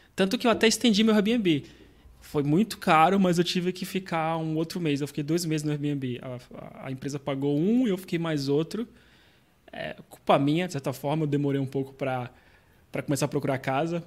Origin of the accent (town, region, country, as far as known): Brazil; moved away as an adult; now in Portugal